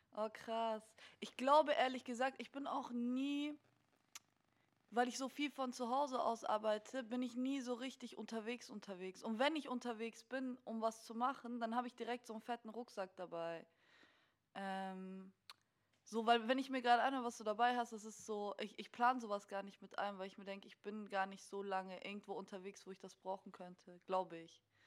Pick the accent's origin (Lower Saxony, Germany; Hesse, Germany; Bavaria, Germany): Bavaria, Germany; Munich; also ich bin in München aus, aufgewachsen